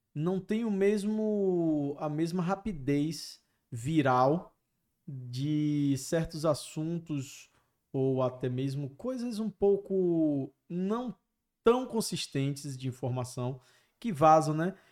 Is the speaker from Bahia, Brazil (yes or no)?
yes; Bahia, Brazil; Eu sou baiano